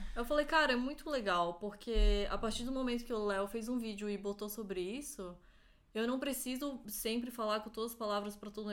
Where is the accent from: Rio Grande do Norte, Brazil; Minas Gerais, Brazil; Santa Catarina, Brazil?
Santa Catarina, Brazil; Florianópolis; moved away as an adult; now in São Paulo, Brazil; Eu nasci em Florianópolis, cresci lá, morei um tempo em São Paulo